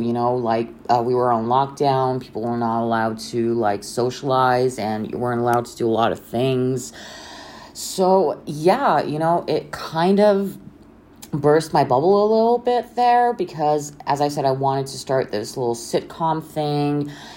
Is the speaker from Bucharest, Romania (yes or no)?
yes; Bucharest, Romania; I'm from Romania, Bucharest